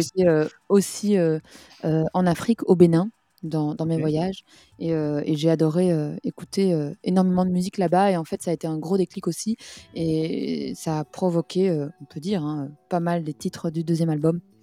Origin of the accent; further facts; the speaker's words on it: Belgium; en tant que Belge